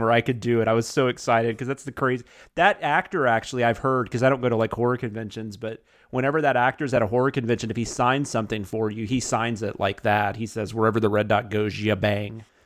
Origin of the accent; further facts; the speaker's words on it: the South, United States; I'm in the South and I grew up in the South